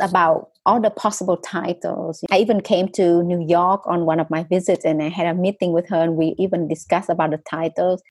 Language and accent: English; Vietnam; English is a second language; moved away as an adult; also born or lived in Australia / United Kingdom; the stories that I heard from growing up in North Vietnam as well as South Vietnam